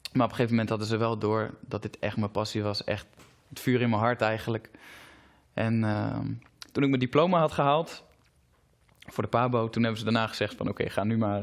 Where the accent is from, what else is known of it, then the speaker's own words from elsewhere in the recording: Zutphen, Gelderland, Netherlands; Ik kom zelf uit Zutphen